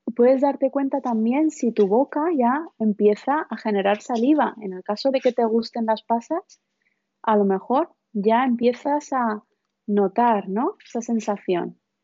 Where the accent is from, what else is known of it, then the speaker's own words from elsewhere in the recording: India; moved away; vengo de la India